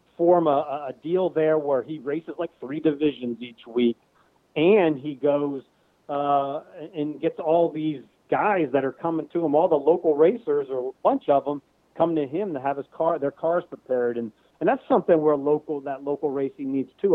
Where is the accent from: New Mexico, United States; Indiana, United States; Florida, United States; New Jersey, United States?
New Jersey, United States; now in Pennsylvania, United States; I lost a lot of tracks that I went to as a kid growing up and stuff in this area. I mean, I guess because I was from New Jersey